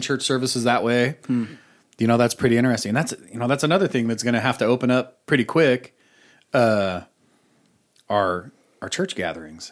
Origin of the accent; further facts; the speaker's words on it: Boise, Idaho, United States; I grew up in Boise, and we had an arcade called Pojo's